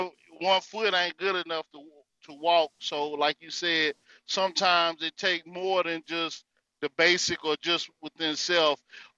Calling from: North Carolina, United States; This is …. Well, coming from the North Carolina territory.

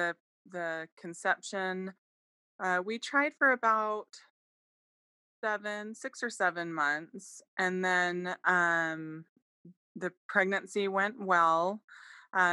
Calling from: Arizona, United States

